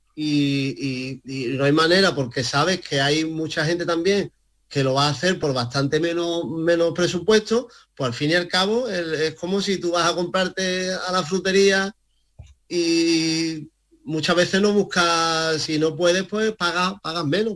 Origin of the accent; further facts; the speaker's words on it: Málaga, Andalusia, Spain; also born or lived in Casarabonela; como malagueño que soy